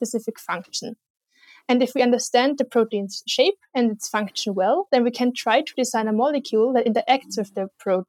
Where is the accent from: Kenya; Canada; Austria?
Austria; I come from Austria